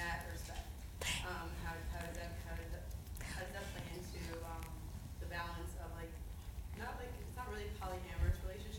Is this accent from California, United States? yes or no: yes; Los Angeles, California, United States; I am somebody from the Orthodox community who is gay. And growing up in LA is very difficult.